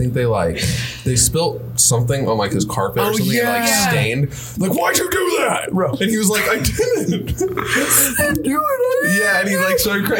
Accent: United States; Like, I'm Irish or Italian, but I mean, that was like 200 years ago. Now I'm just American.

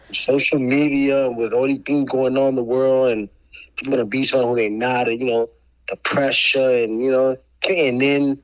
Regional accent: New York City, New York, United States; I was raised in New York City. I'm a New Yorker.

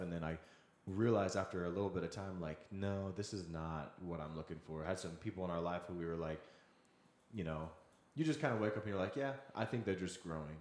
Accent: Wichita, Kansas, United States; also born or lived in Seattle; now in Kansas City, United States; I grew up in the Wichita area there for a while after I had moved here from Seattle.

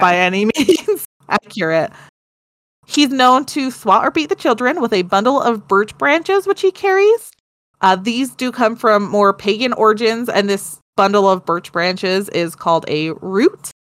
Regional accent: United States; I'm American.

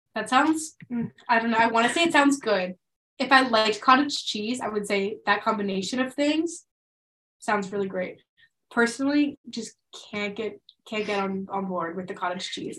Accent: Pennsylvania, United States; moved away; in my hometown, so in Pennsylvania

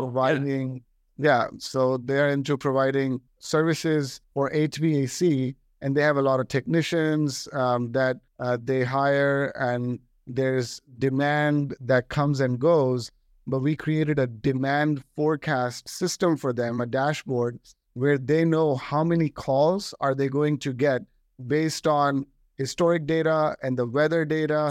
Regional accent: Delhi, India; now in United States; I got an opportunity to come from Delhi to the United States. Uh, so I'm an Indian-born American

